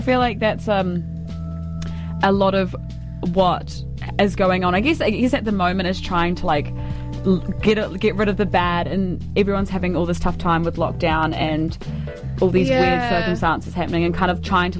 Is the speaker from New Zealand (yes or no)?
yes; Alexandra, Otago, New Zealand; So I am from Alexandra, and we went to Dunstan High School.